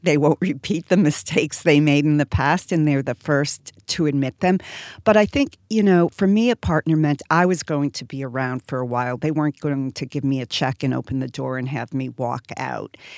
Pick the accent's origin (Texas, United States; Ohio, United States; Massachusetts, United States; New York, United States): Massachusetts, United States; Boston; I'm from Boston and live in Boston now